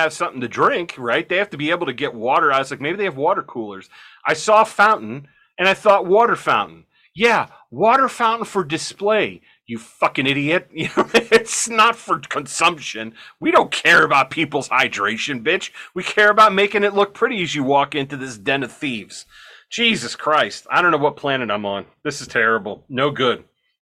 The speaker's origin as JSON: {"language": "English", "country": "United States", "said": "I'm an American."}